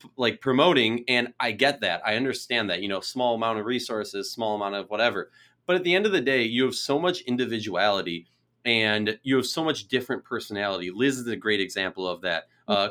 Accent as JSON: {"language": "English", "region": "Minnesota", "country": "United States", "tie": "born or raised there", "said": "I being born and raised in Minnesota"}